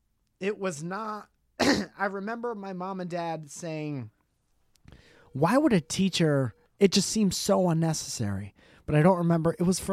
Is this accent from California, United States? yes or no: no; Connecticut, United States; I grew up in Connecticut